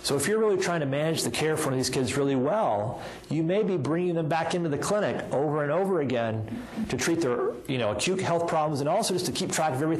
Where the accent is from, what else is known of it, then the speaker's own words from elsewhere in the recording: Alabama, United States; now in Boston, United States; I have a history of growing up in Alabama